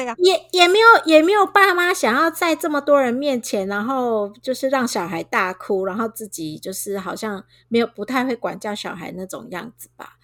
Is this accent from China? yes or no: no; Taiwan; 我们台湾人